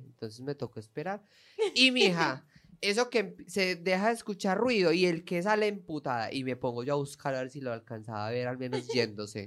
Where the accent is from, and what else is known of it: Colombia; now in Spain